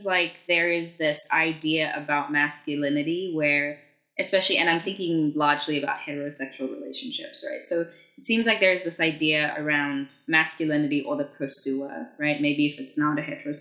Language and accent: English; South Africa; growing up in South Africa, I didn't really have a lot of access to appropriate sex education